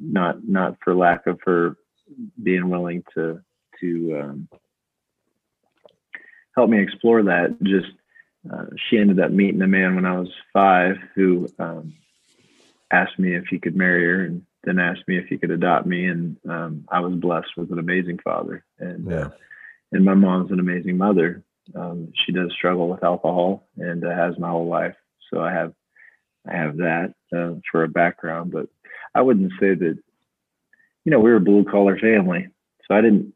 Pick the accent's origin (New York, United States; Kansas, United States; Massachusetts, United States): Kansas, United States; Salina; also born or lived in Creve Coeur, Missouri; my mom brought me back here when she decided not to give me up for adoption